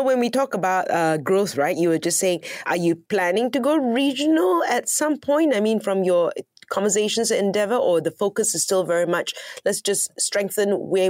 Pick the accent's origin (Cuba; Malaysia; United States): Malaysia; Sarawak; I'm from Sarawak.